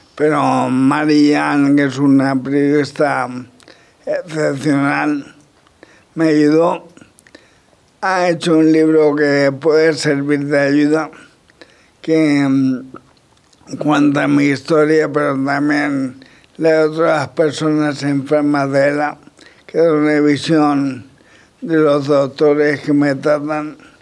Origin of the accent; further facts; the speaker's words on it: La Roda, Castilla-La Mancha, Spain; mi pueblo